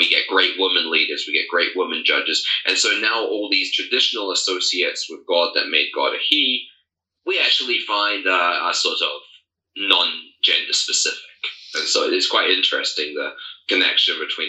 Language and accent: English; New Zealand; now in Armenia; I was raised in New Zealand